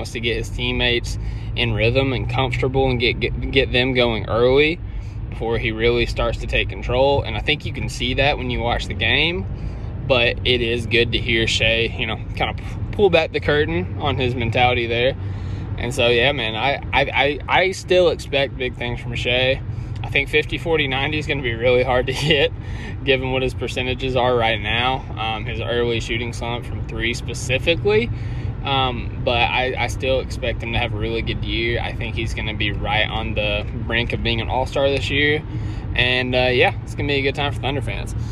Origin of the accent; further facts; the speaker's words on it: Australia; I'm from I'm from Aussie. I, I can't say Aussie. I saw on Twitter that's a thing. I'm I'm an Aussie from Australia.